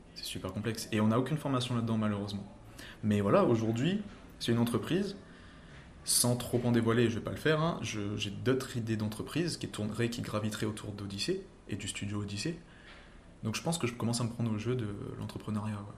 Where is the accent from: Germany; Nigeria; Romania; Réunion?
Réunion; Saint-Pierre; je suis un réunionnais de Saint-Pierre qui a monté son entreprise à Saint-Pierre